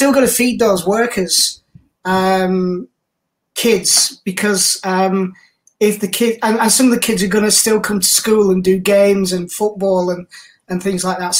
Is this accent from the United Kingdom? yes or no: yes; North West England, United Kingdom; You know, you couldn't buy those kind of things in East Lancashire, you can tell with my accent.